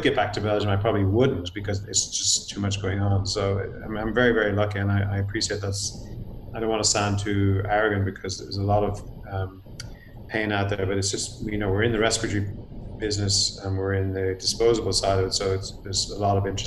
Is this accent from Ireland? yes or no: yes; Ireland; moved away as an adult; now in United States; I'm actually from Ireland myself